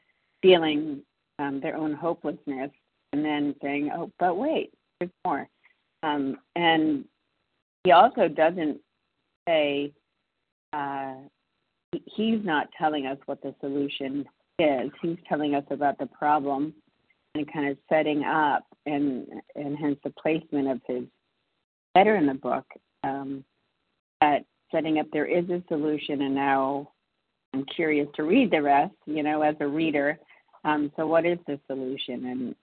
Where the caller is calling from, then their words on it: Massachusetts, United States; calling in from Massachusetts.